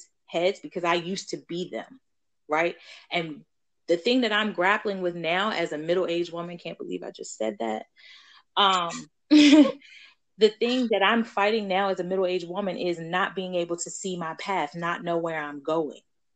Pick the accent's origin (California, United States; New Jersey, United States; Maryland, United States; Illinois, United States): Maryland, United States; Baltimore; grew up also in Baltimore